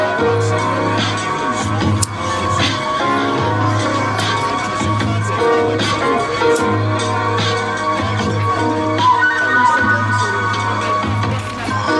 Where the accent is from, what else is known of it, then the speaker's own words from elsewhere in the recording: New York City, New York, United States; So I grew up in Bronx River Projects.